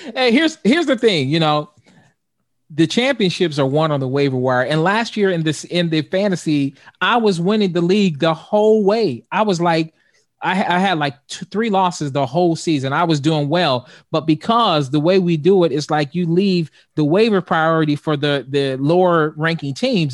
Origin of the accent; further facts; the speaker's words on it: Youngstown, Ohio, United States; I'm from Youngstown, Ohio